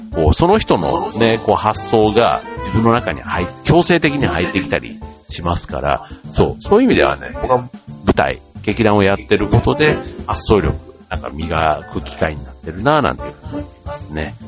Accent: Kansai, Japan; 僕なんかよく関西人だからって言ってね

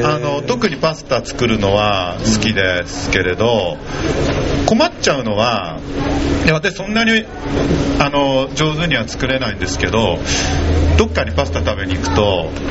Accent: Urayasu, Chiba, Japan; accent: Urayasu dialect; 自分のルーツはこう浦安弁喋って、はい、ねあのー、まあ典型的なね浦安の兄ちゃんで

